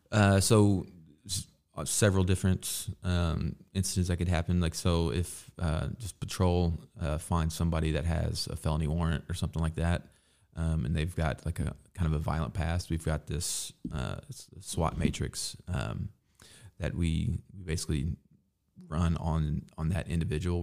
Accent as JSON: {"language": "English", "town": "Evansville", "region": "Indiana", "country": "United States", "tie": "born or raised there", "said": "I grew up, yeah, I grew up here in Evansville."}